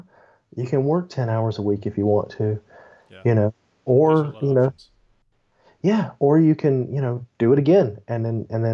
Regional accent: Memphis, Tennessee, United States; also born or lived in Texas; I'm from Tennessee, Memphis, Tennessee specifically.

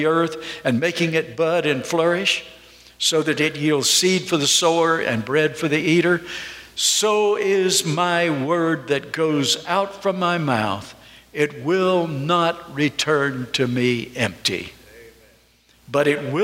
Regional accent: North Carolina, United States; moved away; I'm from North Carolina

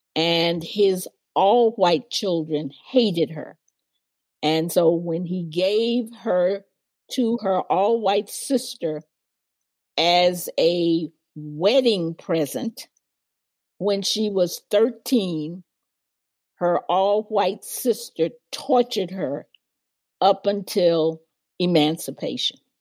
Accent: Memphis, Tennessee, United States; I was raised in Memphis, Tennessee in the 40s and 50s

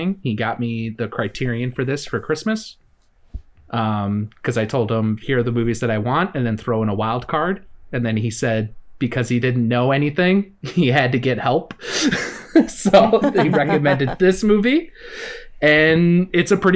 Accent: Midwest, United States; being like a Midwesterner

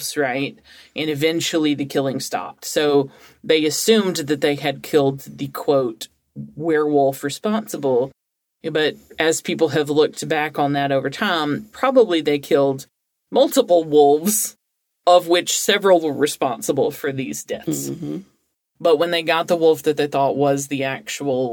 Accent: Alabama, United States; I'm from Alabama

